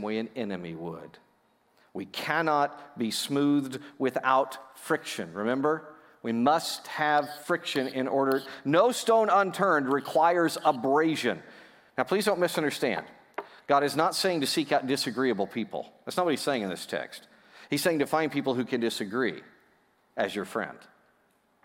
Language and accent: English; United States; I'm an American kid